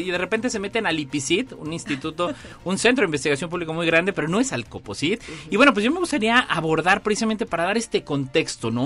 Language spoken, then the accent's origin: Spanish; San Luis Potosí, Mexico; los que somos potosinos